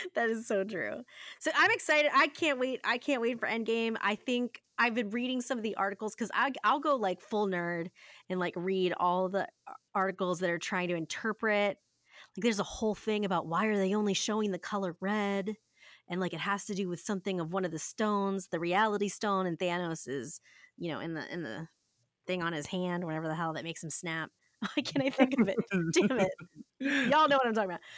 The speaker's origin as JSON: {"language": "English", "region": "Ohio", "country": "United States", "said": "I said pop 'cause I'm from Ohio"}